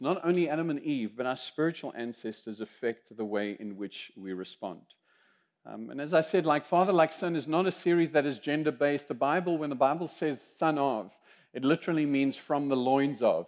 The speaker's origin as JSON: {"language": "English", "country": "South Africa", "also_born_or_lived": "Zimbabwe", "accent": "South African", "moved": "yes", "lives_now": "United States", "said": "I am a Zimbabwean by birth. I am South African by accent, I am American by choice, and I'm Greek by the grace of God"}